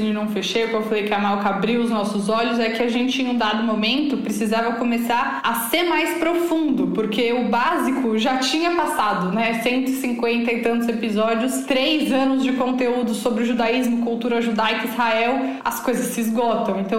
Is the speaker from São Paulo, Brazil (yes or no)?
yes; São Paulo, Brazil; Tudo bem que eu sou de São Paulo, ela é do Rio e tal